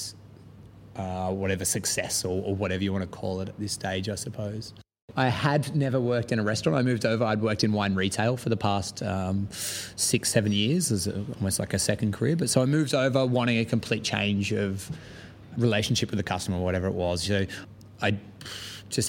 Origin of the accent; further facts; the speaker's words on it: Australia; moved away as an adult; now in London, United Kingdom; where I'm from in Australia